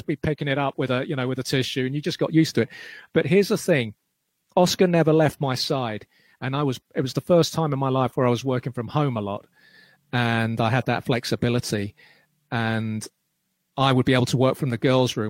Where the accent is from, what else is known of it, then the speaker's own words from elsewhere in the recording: London, United Kingdom; I grew up in Clapham, and when I was little